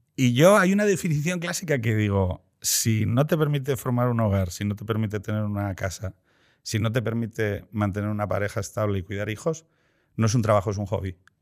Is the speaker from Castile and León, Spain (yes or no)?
no; Andalusia, Spain; como andaluz